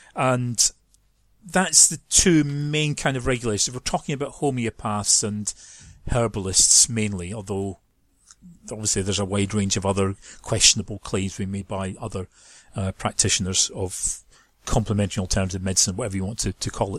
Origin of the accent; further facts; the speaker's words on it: Scotland, United Kingdom; moved away as an adult; now in London, United Kingdom; Those who know accents will know I'm, I'm not from London. I am from, from Scotland